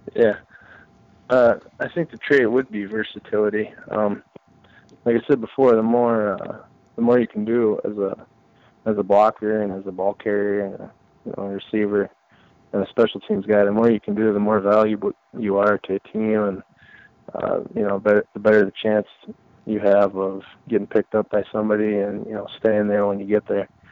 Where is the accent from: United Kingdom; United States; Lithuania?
United States; Wisconsin; my hometown or my home state at uh, at Green Bay